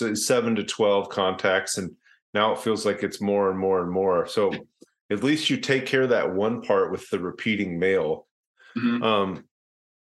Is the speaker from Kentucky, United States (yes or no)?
yes; Louisville, Kentucky, United States; also born or lived in Indianapolis; I was born in Indianapolis, and I have some relatives that live in St. Louis, but I grew up in Kentucky for most of my life in Louisville, Kentucky for the first 21 years